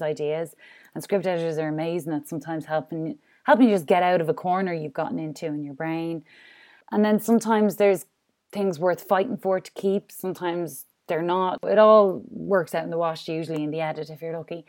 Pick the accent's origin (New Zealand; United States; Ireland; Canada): Ireland; I'm Irish, like, I'm in a drink culture as well